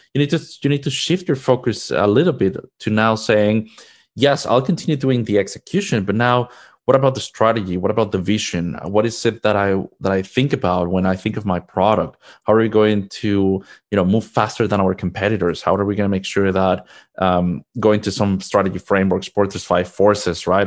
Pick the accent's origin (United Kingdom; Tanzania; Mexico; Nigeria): Mexico; moved away as an adult; now in United States; Originally, I am from Mexico. That's where I was born and raised